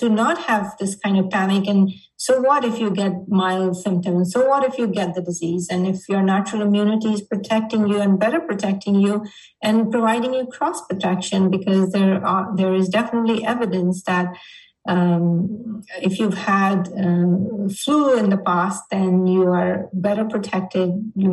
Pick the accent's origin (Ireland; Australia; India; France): India; now in United States; growing up in India